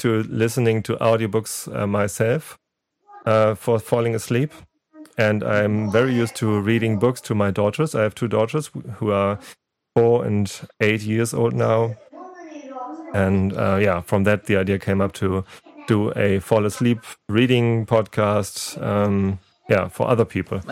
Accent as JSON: {"language": "English", "country": "Germany", "said": "I'm a podcaster from Germany"}